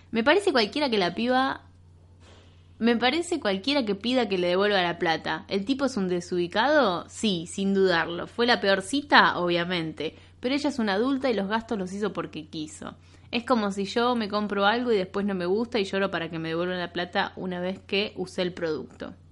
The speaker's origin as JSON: {"language": "Spanish", "country": "United Kingdom", "said": "Una joven británica de 28 años, podría ser yo, porque también soy británica."}